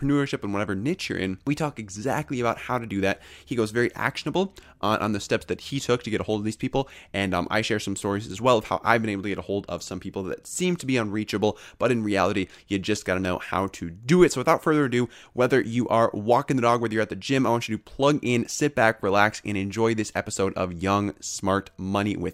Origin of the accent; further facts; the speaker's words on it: Minneapolis, Minnesota, United States; moved away as an adult; now in Madison, United States; I went to Washburn High School. So pretty close